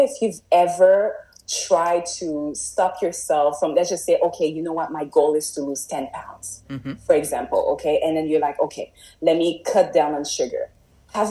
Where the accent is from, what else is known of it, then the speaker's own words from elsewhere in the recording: Montreal, Quebec, Canada; moved away as an adult; also born or lived in Toronto; now in Gatineau, Canada; as I started growing up in Montreal, as you know, like I was born in Montreal